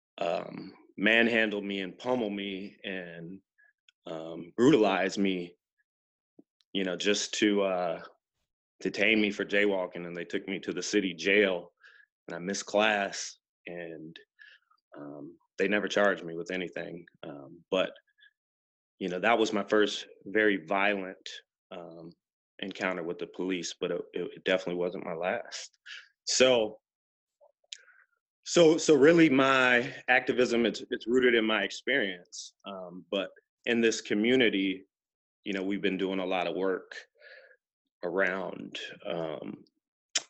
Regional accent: Bloomington, Minnesota, United States; as a teenager, growing up in Bloomington

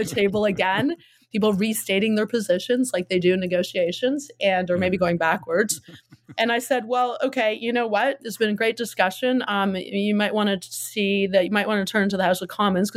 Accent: Hamilton, Ontario, Canada; I'm from Hamilton. Hamilton's like Detroit, and it's a steel town.

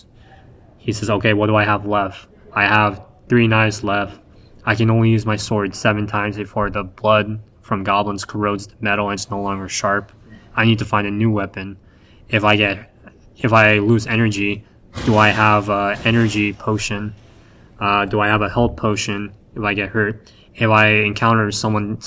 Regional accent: United States; becoming a manga artist as an American

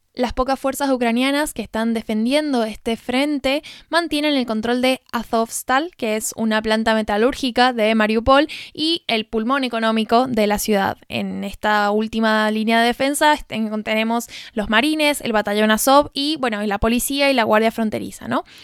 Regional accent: Argentina; argentina que desconocía completamente de qué se tratan las fiestas en Alcoy

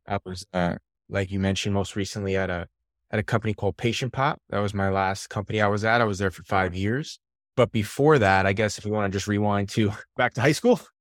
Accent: New York, United States; moved away; also born or lived in Albany, New York / Los Angeles area; born and raised in New York

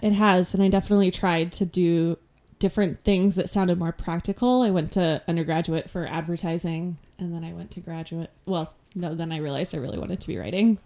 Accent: Connecticut, United States; moved away as an adult; also born or lived in California / New York; now in Portland, United States; I grew up mostly in Connecticut

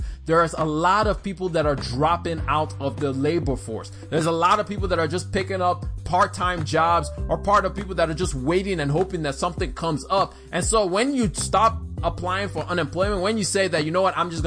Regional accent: Alabama, United States; I grew up in Alabama

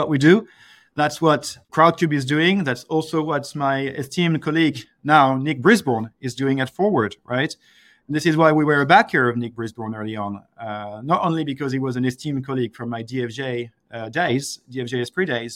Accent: France; I'm from France

